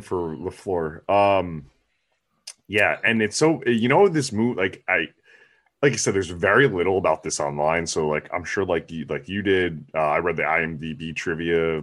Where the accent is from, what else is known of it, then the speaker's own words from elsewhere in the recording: New Jersey, United States; I'm from the East Coast in New Jersey